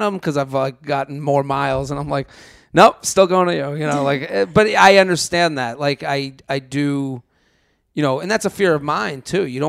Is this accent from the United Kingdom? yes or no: no; outside of Boston, Massachusetts, United States; moved away as an adult; also born or lived in Pennsylvania; now in New York, United States; I'm from Boston, so outside of Boston.